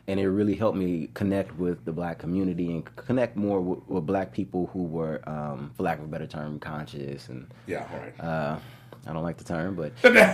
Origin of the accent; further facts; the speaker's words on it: Corona, California, United States; also born or lived in New Orleans; Being here, I'm from the Inland Empire. In Corona